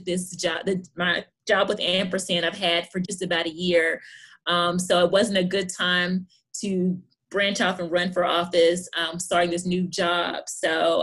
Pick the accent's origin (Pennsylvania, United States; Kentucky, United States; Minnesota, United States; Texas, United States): Kentucky, United States; Hopkinsville; moved away as an adult; now in Lexington, United States; I'm born and raised in Hopkinsville, Kentucky.